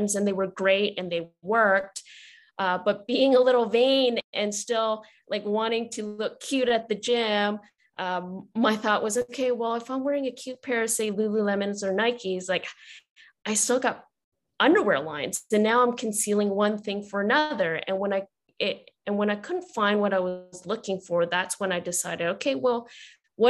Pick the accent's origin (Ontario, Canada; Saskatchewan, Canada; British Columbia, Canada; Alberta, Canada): British Columbia, Canada; Vancouver; I'm born and raised in Vancouver, Canada